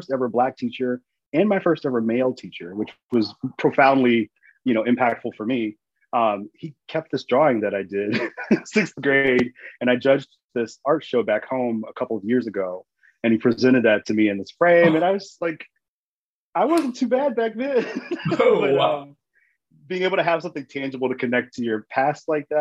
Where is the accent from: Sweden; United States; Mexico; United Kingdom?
United States; North Central Louisiana; moved away as an adult; now in Kissimmee, United States; I'm originally from Louisiana. North Central Louisiana